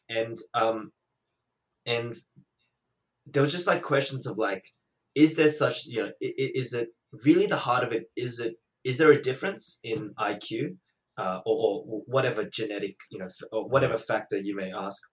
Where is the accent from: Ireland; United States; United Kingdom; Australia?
Australia; as an Australian